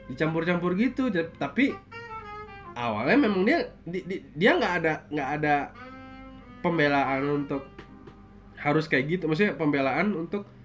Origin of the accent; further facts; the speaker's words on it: Malang, East Java, Indonesia; born there; gue orang Jawa ya